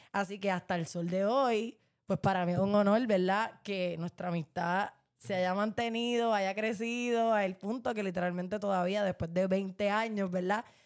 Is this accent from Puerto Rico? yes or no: yes; Puerto Rico; como boricuas, como estudiantes